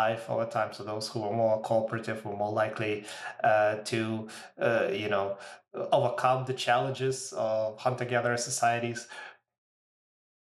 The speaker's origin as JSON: {"language": "English", "country": "Ukraine", "tie": "born or raised there", "moved": "yes", "lives_now": "Canada", "said": "I was born in Ukraine and so some of my family is in that part of the world"}